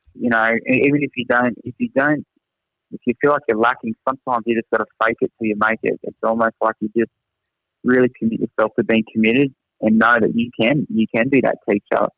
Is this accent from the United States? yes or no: no; Australia; accent: thick Australian; moved away as an adult; now in Singapore; my thick Australian accent